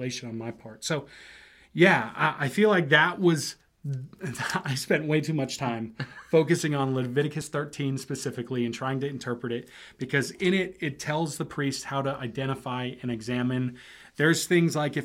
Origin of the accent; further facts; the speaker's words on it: United States; myself as an American